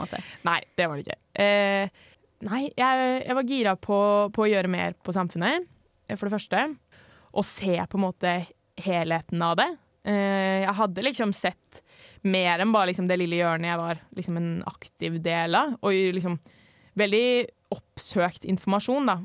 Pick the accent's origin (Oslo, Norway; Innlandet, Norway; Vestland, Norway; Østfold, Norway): Oslo, Norway; moved away as an adult; now in Trondheim, Norway; Jeg er 22 år, kommer fra Oslo. Ja, der jeg kommer fra, heter ikke noe sånn veldig spesiell. Men eh, ja, Oslo øst eh, i nærheten av Vålerenga